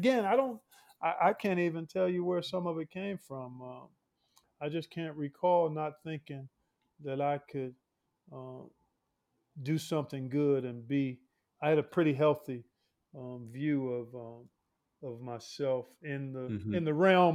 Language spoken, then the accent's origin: English; Cleveland, Ohio, United States; growing up in Cleveland.